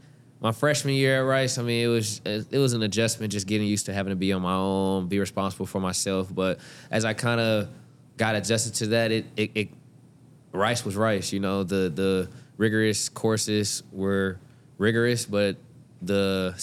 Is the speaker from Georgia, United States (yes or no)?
yes; Atlanta, Georgia, United States; also born or lived in Houston, United States; now in Cincinnati, United States; You know, I'm from Atlanta, then lived in Houston for 4 years.